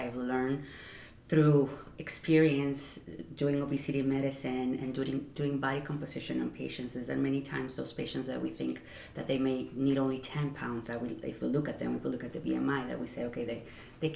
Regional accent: Mexico; moved away as an adult; also born or lived in Ciudad Juarez, Chihuahua, Mexico; now in New York, United States; growing up in Mexico

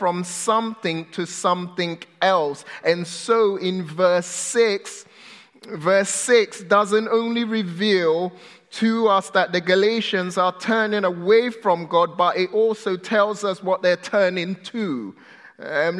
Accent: United Kingdom; now in United States; I'm British.

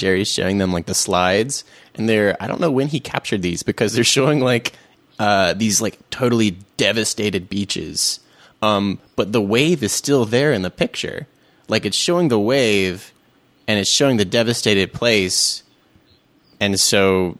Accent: United Kingdom; I'm a Brit.

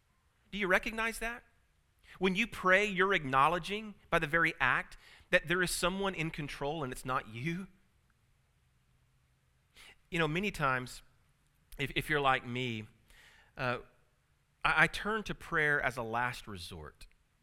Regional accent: Tulsa, Oklahoma, United States; born there; I was born here in Tulsa at St. Francis. So it's kind of neat to come back to the place of your birth.

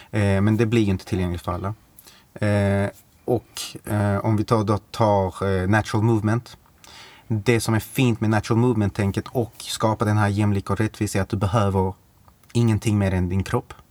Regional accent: Malmö, Skåne, Sweden; bor i Malmö, eh, är född i Malmö, mm. Eh, uppvuxen på Lindängen

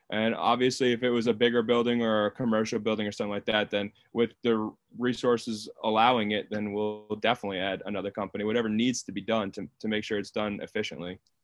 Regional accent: Long Island, New York, United States; moved away as an adult; now in Wilmington, United States; I'm originally from Long Island, New York. I moved down to Wilmington, North Carolina when I got hired

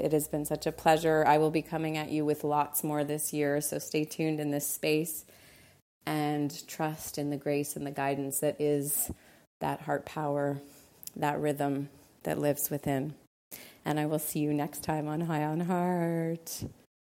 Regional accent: Montreal, Quebec, Canada; also born or lived in Costa Rica; now in Los Angeles, United States; Montreal is my hometown, L A is home

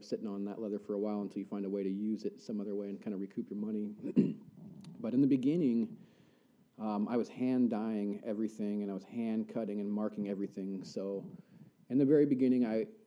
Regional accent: Central Coast, California, United States; moved away as an adult; now in Coeur d'Alene, United States; I was born in the California Redwoods, and I kind of grew up Central Coast, California

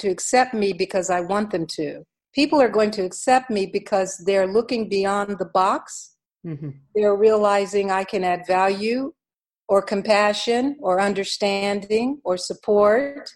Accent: West Virginia, United States; born in the state of West Virginia. 3% of the people look like me. So there's a regional box that is associated with my home state

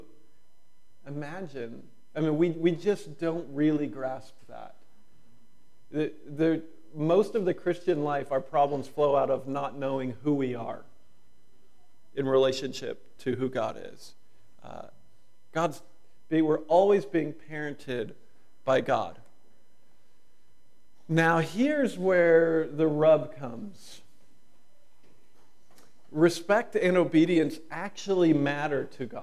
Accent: United States; being an American

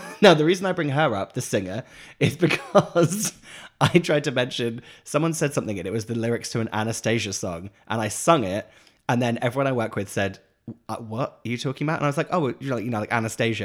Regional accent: England, United Kingdom; moved away as an adult; now in Los Angeles, United States

